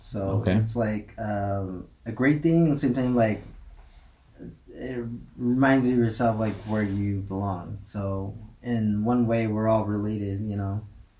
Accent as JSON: {"language": "English", "region": "Arizona", "country": "United States", "said": "I'm originally from Clagato, Arizona. … which is given to me by my mother and my father, who are the Blackstreet clan and Water Edge."}